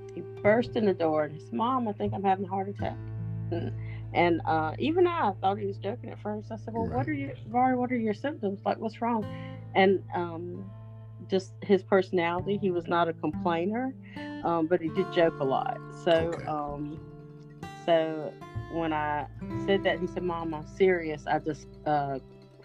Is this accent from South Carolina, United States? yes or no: yes; Seneca, South Carolina, United States; I hail from Seneca, South Carolina